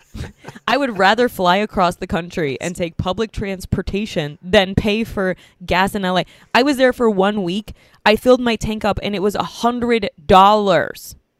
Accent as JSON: {"language": "English", "region": "New York", "country": "United States", "tie": "born or raised there", "moved": "yes", "said": "I'm in my hometown, New York, New York."}